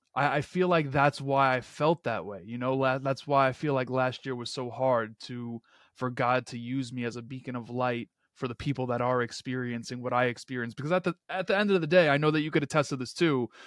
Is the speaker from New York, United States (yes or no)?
yes; New York City, New York, United States; just a kid from Queens. um, someone that inevitably caught the hustler's spirit that fills my hometown streets.